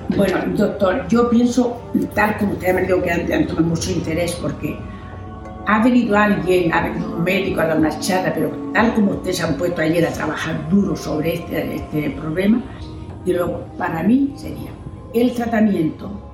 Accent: Panama; moved away as an adult; now in Venezuela; yo soy panameña, tengo dos años de estar aquí en la misión

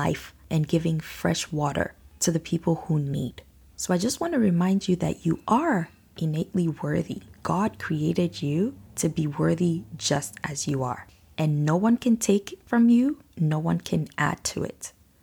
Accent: Nigeria; now in Canada; Growing up in Nigeria

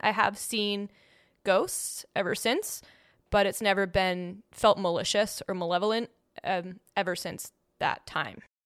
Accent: New England, Massachusetts, United States; I grew up in New England, which is a place that is known to be haunted.

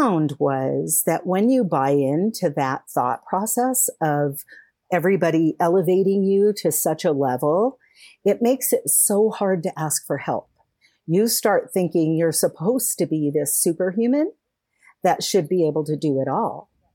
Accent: California, United States; moved away; also born or lived in Colorado; I was moving from Colorado back home to California

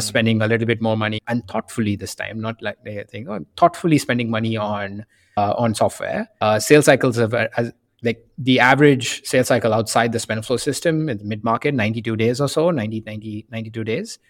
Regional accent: India; moved away as an adult; also born or lived in Boston / San Francisco; I grew up in India

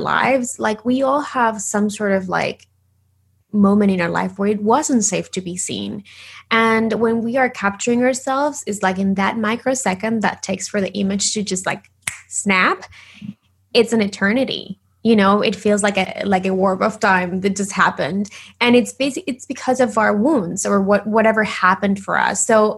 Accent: Argentina; English is a second language; moved away as an adult; now in Los Angeles, United States; I am originally from Argentina. So if you hear a little bit of an accent, that's why. But, you know, I live in LA in the US I've been living here for like 10 years

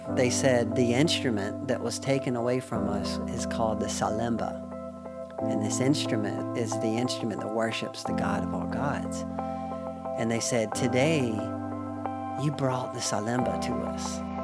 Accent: United States; I'm from the United States

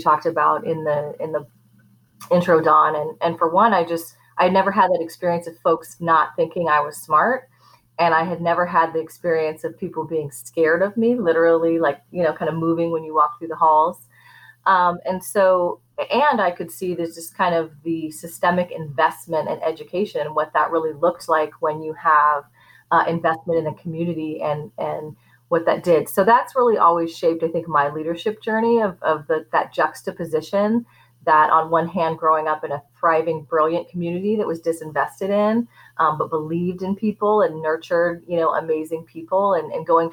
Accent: Portland, United States; I've was born and raised in Portland and grew up in a historically Black neighborhood

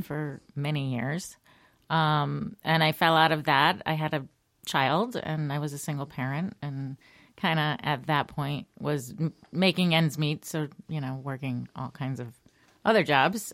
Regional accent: Shelton, Connecticut, United States; I am born and raised Connecticut, a little town called Shelton in the Naugatuck Valley.

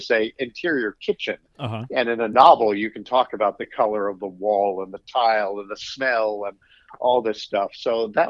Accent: Nebraska, United States; moved away as an adult; now in Charlottesville, United States; I'm originally from Nebraska

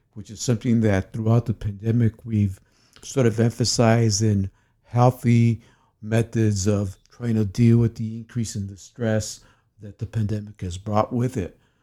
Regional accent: United States; I'm an American double board certified psychiatrist.

